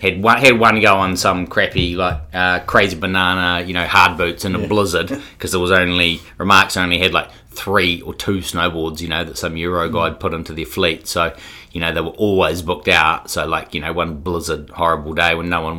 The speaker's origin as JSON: {"language": "English", "town": "Queenstown", "region": "Otago", "country": "New Zealand", "tie": "born or raised there", "said": "born and raised in Queenstown"}